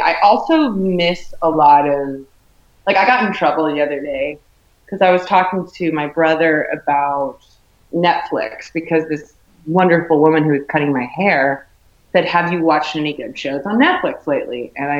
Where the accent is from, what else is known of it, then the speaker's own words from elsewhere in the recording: Chino Valley, Arizona, United States; I'm from the Shire, basically. I'm from, you know, with the Chino Valley, like this town I live in. It's a very, like a small town, a very close community.